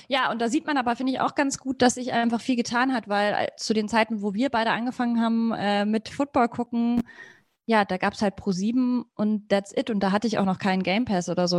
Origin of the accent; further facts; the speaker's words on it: Munich, Bavaria, Germany; Ich bin selber ja auch aus dem Raum